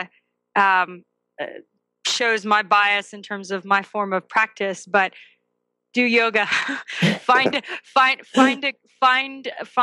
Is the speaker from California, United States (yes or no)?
yes; Southern California, United States; moved away as an adult; now in Vermont, United States; I grew up in Southern California